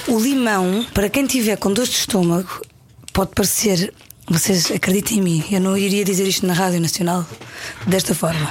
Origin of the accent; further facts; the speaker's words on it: Paderno, Algarve, Portugal; moved away; also born or lived in Lisbon; Com dois anos, dois anos e pouco. Fui para o Algarve e fui para uma, para uma aldeia que ao pé da serra